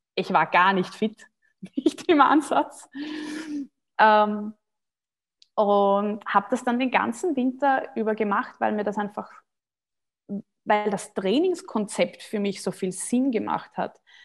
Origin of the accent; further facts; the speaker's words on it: Austria; ich bin Österreicherin